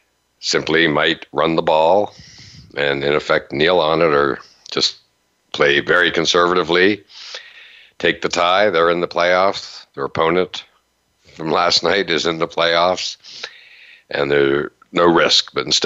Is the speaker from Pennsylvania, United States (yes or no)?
yes; Western Pennsylvania, United States; I grew up in Western Pennsylvania